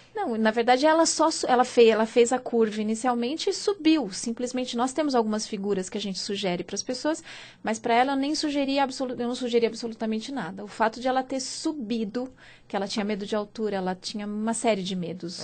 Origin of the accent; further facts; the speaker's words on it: interior of São Paulo, Brazil; now in São Paulo, Brazil; eu sou do interior de São Paulo